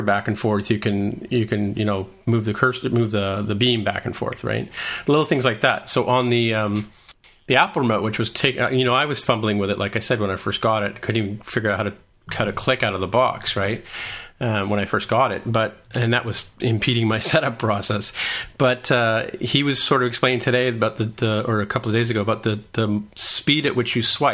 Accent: Canada

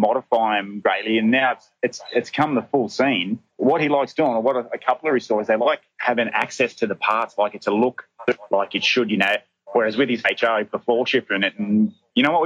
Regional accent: Bathurst, New South Wales, Australia; now in Townsville, Australia; we grew up around Bathurst

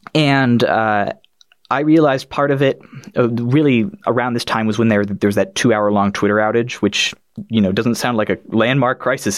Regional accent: Boulder, Colorado, United States; I'm from Colorado in the United States, sort of the, the Boulder-ish area.

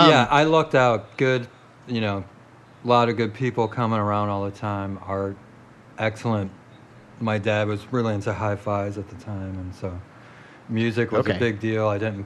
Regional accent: Chicago, Illinois, United States; also born or lived in London / Tampa, Florida; Chicago, pretty much. You grew up in Chicago? Yeah, since I was like 5. I was born in London.

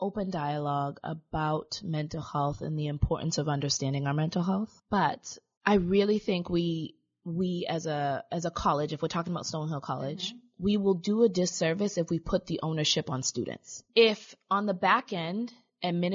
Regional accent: Boston, Massachusetts, United States; growing up in Roxbury and in Boston

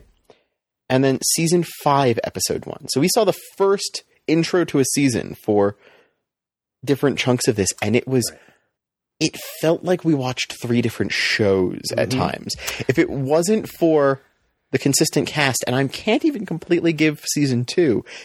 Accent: United States; as an American viewer

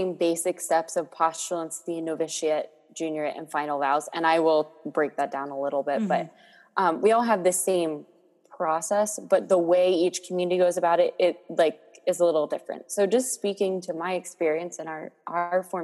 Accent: Maryland, United States; moved away as an adult; now in Boston, United States; I grew up in Maryland, about an hour north

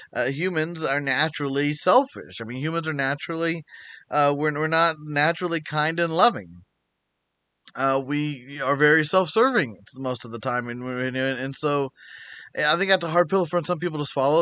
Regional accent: United States; being an American

